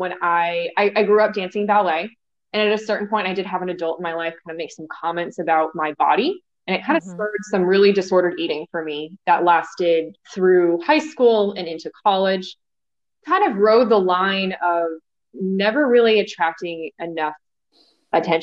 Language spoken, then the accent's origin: English; Los Angeles, California, United States; now in Charlotte, United States; I grew up in Los Angeles, California